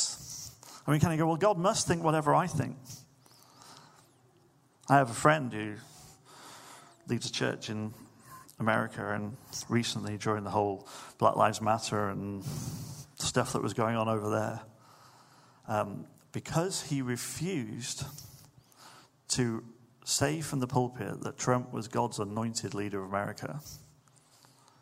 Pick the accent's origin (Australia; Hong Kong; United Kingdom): United Kingdom; Manchester, North West England; I remember growing up in Manchester in the 90s